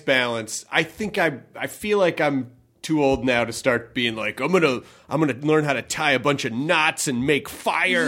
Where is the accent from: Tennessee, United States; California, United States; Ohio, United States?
Tennessee, United States; Memphis; also born or lived in Kentucky; I'm from Memphis. I, I, was born in Kentucky, but I grew up in Memphis.